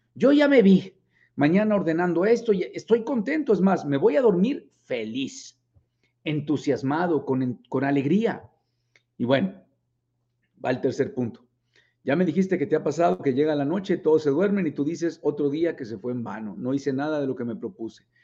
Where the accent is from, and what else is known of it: Mexico